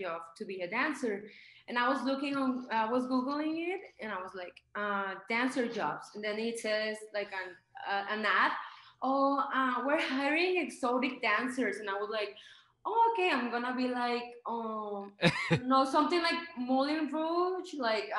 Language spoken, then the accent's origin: English; Mexico; English is a second language; also born or lived in California, United States; now in Aguascalientes, Mexico; I don't have an American passport. I'm from Mexico